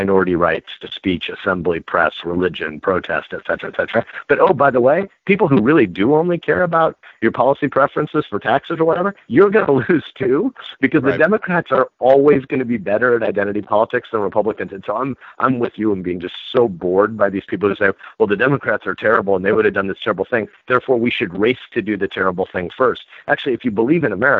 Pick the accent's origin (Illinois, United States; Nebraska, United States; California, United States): Nebraska, United States; I'm a Nebraskan